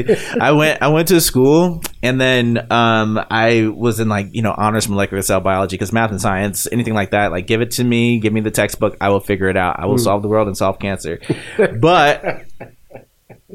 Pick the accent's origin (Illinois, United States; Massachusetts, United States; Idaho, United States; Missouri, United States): Missouri, United States; Hayti; also born or lived in Springfield, Missouri; I say Springfield, Missouri, but I'm really from Hayti, Missouri, the boot heel.